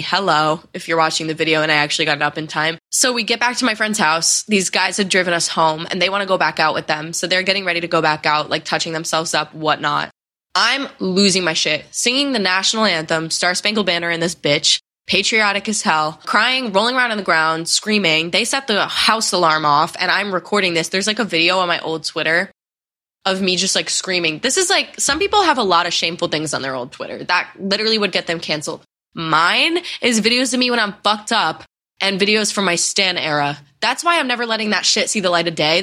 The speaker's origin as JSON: {"language": "English", "region": "Connecticut", "country": "United States", "tie": "born or raised there", "moved": "as an adult", "said": "I spent a su-, like a month home in Connecticut, which I haven't done since quarantine. I just, like, made up with a lot of my friends from high school"}